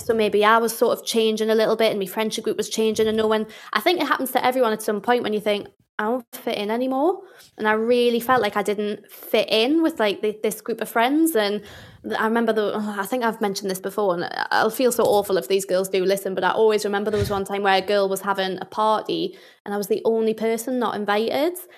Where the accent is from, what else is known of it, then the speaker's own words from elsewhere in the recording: Newcastle, North East England, United Kingdom; accent: Geordie; I'm from Newcastle